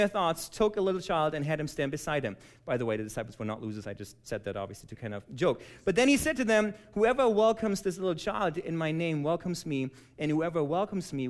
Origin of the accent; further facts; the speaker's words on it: Germany; moved away as an adult; now in United States; I was born and raised in Germany